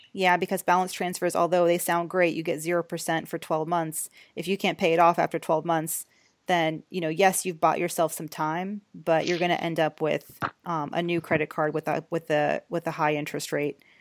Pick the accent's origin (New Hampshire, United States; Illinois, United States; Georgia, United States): Georgia, United States; now in New York, United States; I'm from Georgia